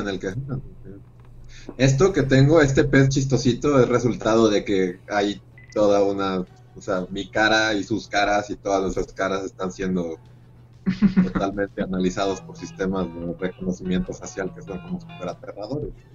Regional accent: Mexico

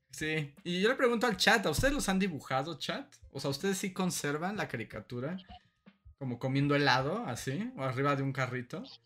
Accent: Veracruz, Mexico; cuando era niño y en Veracruz

